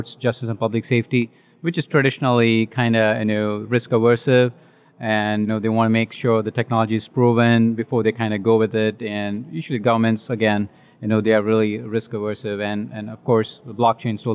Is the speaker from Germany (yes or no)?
no; India; Originally, I'm from India